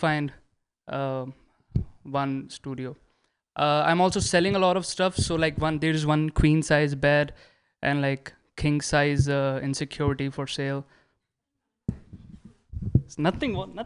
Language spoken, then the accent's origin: English; India; moved away; I'm an Indian.